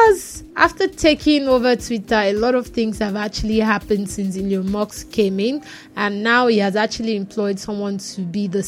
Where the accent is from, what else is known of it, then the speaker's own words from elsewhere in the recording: Nigeria; I'm a Nigerian.